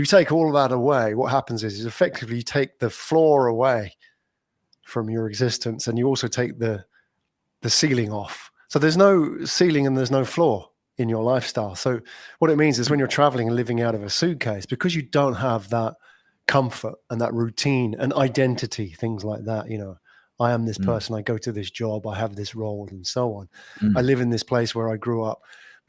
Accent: London, United Kingdom; moved away as an adult; now in Singapore; Based here in Singapore, and I'm not from Singapore. I'm from colder climates, as we were discussing off air here, London. I haven't lived in London for 10 years.

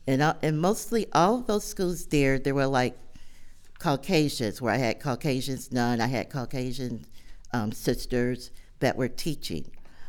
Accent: Buffalo, New York, United States; I was born in Buffalo, baptized Catholic at Our Lady of Lourdes Church, which no longer exists right now. I also attended Our Lady of Lourdes School.

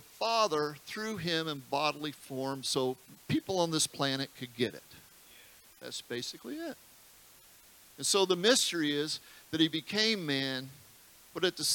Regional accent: United States; being an American

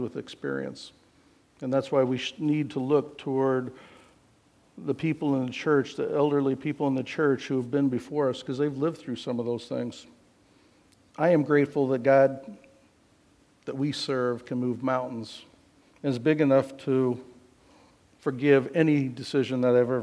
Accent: Iowa, United States; I grew up in Iowa, and so out kind of in the country.

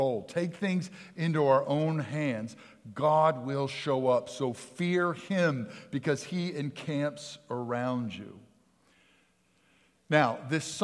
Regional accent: Jackson, United States; I'm from South Jackson

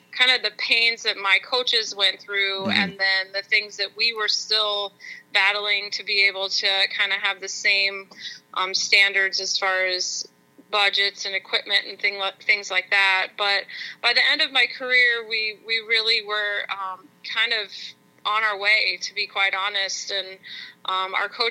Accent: Northern California, United States; moved away; So Northern California is a very rural area, very mountainous, beautiful. We lived right in the redwood trees. And it was a very, very happy childhood in a very small community

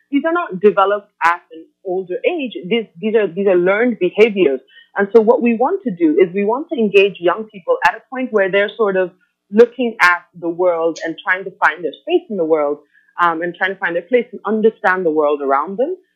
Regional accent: Oman; also born or lived in Bangladesh / India; now in United States; I was born in Bangladesh. My parents were expats who lived in Oman, and so that's where I grew up.

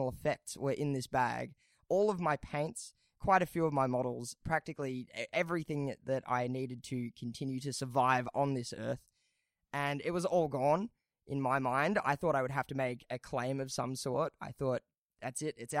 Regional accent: Melbourne, Victoria, Australia; we're from Melbourne down here

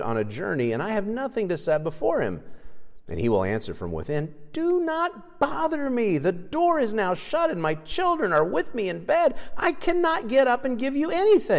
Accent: Kansas, United States; growing up in Kansas and going to high school here

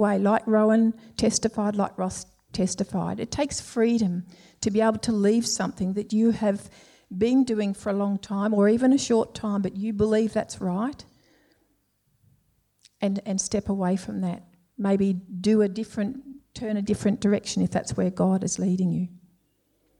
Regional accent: Melbourne, Victoria, Australia; We were both Victorians, both from Melbourne. I was brought up in Templestowe

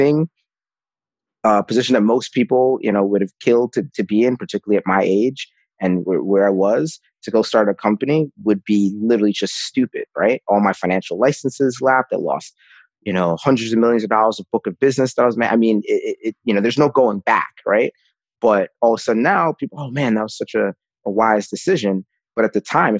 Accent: New York City, New York, United States; I grew up with in the Bronx

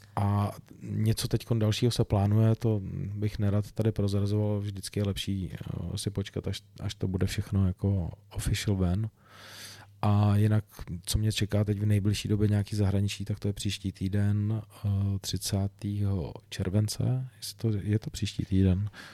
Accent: Czechia; u nás v Čechách

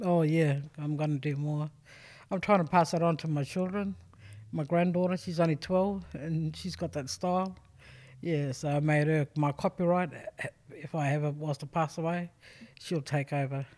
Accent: South Australia, Australia; I'm originally from Sojourner, but born Purigasta.

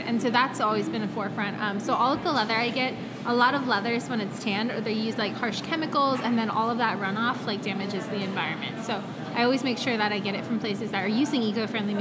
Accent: Pennsylvania, United States; moved away as an adult; also born or lived in Georgia / New York City; I'm from Pennsylvania.

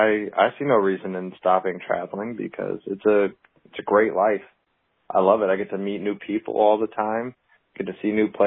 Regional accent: Naples, Campania, Italy; also born or lived in United States; Because I grew up overseas, actually, with my dad being in the military. I grew up in Naples, Italy.

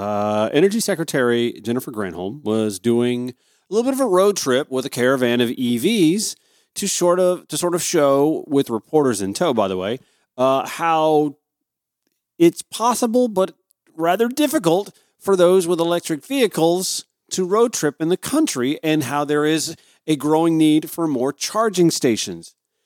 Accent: Grovetown, Georgia, United States; From my hometown of Grovetown, Georgia, this is a 911 call.

